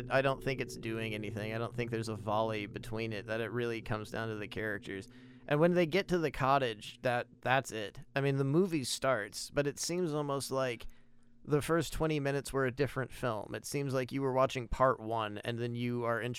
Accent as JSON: {"language": "English", "country": "United States", "said": "I'm an American"}